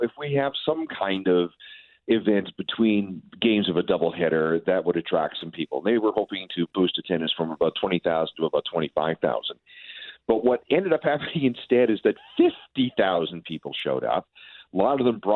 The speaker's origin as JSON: {"language": "English", "town": "Winnipeg", "region": "Manitoba", "country": "Canada", "tie": "born or raised there", "said": "I grew up in Winnipeg"}